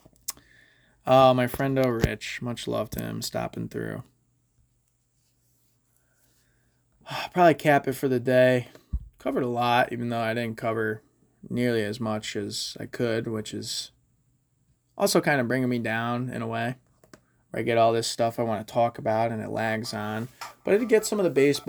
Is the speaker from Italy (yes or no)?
no; Connecticut, United States; I'm from Connecticut